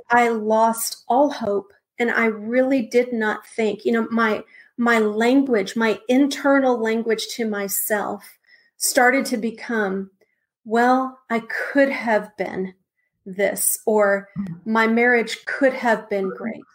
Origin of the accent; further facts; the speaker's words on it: Texas, United States; now in Wake Forest, United States; I'm originally from Texas